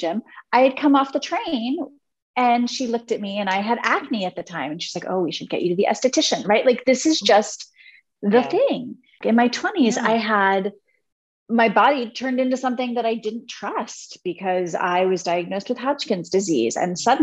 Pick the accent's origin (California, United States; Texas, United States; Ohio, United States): Ohio, United States; Cincinnati; born or raised there; also born or lived in Italy